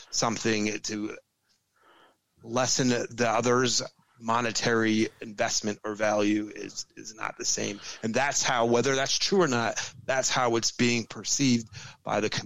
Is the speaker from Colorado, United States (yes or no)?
no; New Jersey, United States; I was born and raised in South Jersey and spent a lot of my adult life in the casinos in Atlantic City